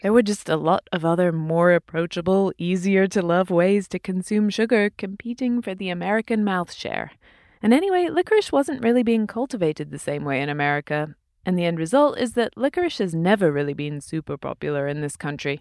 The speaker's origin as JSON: {"language": "English", "region": "England", "country": "United Kingdom", "tie": "born or raised there", "said": "I grew up in England and I used to save up my pocket money for licorice all sorts"}